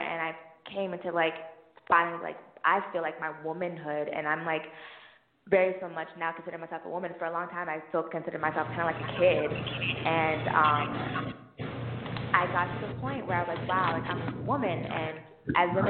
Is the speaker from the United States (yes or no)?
yes; South Florida, United States; moved away as an adult; now in Atlanta, United States; I'm from South Florida